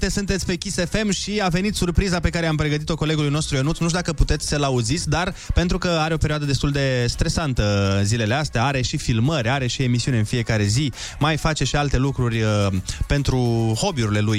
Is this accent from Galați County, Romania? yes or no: yes; Galați, Galați County, Romania; Băi, suntem români, adică. Da, da, da, și mai specific din Galați.